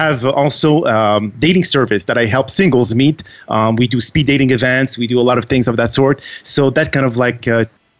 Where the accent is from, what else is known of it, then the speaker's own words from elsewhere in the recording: Montreal, Quebec, Canada; first language French; English is a second language; moved away as an adult; also born or lived in France / Texas; now in Washington, D.C., United States; I am actually from France, and I moved out of France when I was very, very young, and I moved to Montreal, Canada. province of Quebec